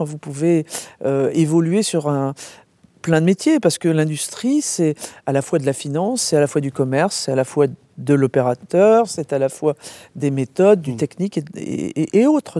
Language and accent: French; Brest, Brittany, France; also born or lived in Rennes; Moi je suis né en Bretagne, donc déjà, et euh, donc à Brest, vous voyez, tout au bout.